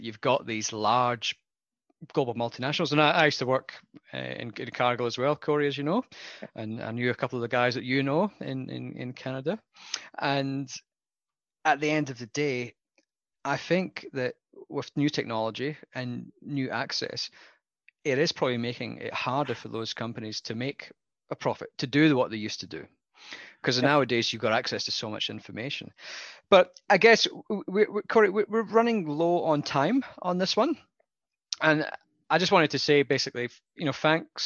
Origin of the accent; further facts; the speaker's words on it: Scotland, United Kingdom; moved away as an adult; now in Australia; I come from Scotland, where we don't have hot weather at all